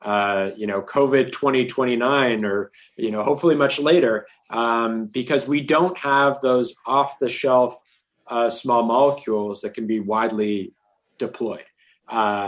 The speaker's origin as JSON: {"language": "English", "town": "Toronto", "region": "Ontario", "country": "Canada", "tie": "born or raised there", "said": "I grew up in Toronto"}